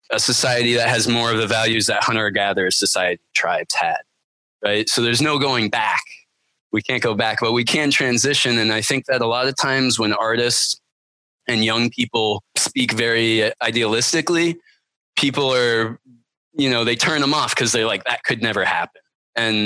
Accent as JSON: {"language": "English", "region": "Vermont", "country": "United States", "tie": "born or raised there", "said": "I grew up pretty poor in Vermont"}